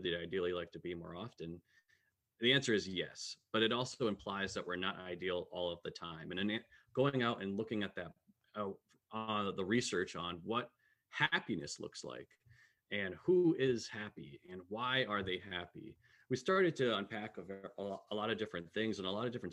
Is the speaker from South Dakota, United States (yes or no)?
no; Connecticut, United States; also born or lived in south of Boston, Massachusetts; now in Minneapolis, United States; I'm from Connecticut originally